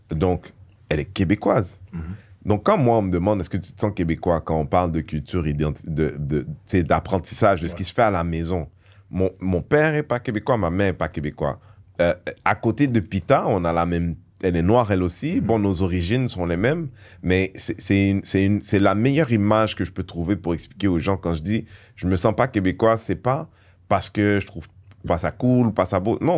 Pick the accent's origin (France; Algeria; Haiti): Haiti; Moi, je suis haïtien. Mhm. Je, je, suis haïtien parce que mon père est haïtien, ma mère est haïtienne.